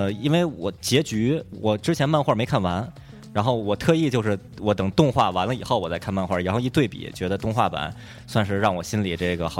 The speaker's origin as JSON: {"language": "Chinese", "country": "China", "said": "然后知道知道我们是中国人嘛"}